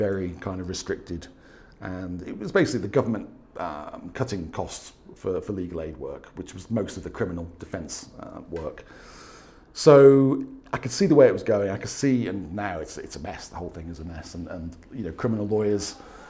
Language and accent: English; Wirral Peninsula, North West England, United Kingdom; moved away as an adult; also born or lived in Staffordshire; now in Spain; I am originally from the Wirral Peninsula, which is kind of that little bit that sticks out near Liverpool.